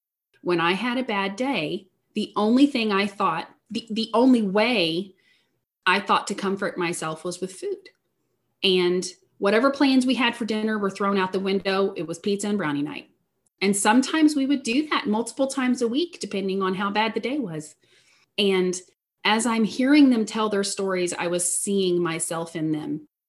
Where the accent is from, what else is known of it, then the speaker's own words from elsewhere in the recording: Southeast Missouri, United States; I am from Southeast Missouri. I grew up in a strong Christian household.